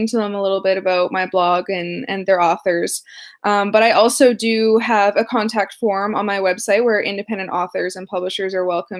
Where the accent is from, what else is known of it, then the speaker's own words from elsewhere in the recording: Canada; I am Canadian